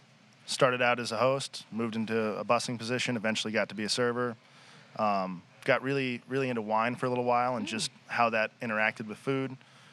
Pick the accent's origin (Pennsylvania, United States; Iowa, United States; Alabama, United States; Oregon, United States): Oregon, United States; Portland; also born or lived in Seattle, Washington / Elgin, Illinois; Back here to Portland.